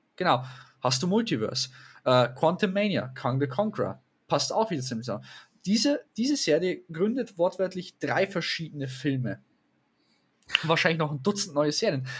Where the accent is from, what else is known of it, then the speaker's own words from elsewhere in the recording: Germany; Bei uns in Deutschland, zumindest, ich sage in dem Bereich, wo wir leben